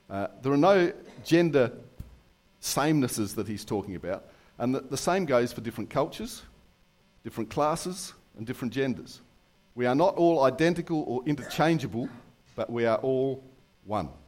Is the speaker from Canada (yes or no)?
no; London, United Kingdom; born there; I, actually came from another country as well. Uh, I was born in, I was born in London.